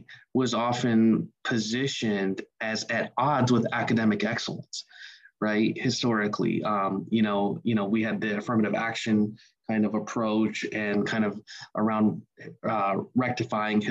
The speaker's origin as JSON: {"language": "English", "region": "Ohio", "country": "United States", "tie": "born or raised there", "said": "my hometown in Ohio"}